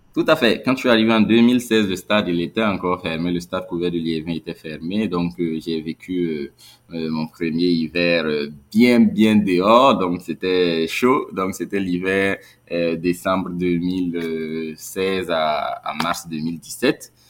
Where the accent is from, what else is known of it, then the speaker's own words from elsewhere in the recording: Burkina Faso; en tant que Burkinabé